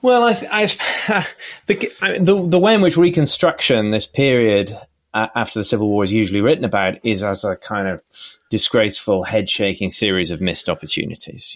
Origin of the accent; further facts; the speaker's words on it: United Kingdom; also born or lived in Oxford; as a British person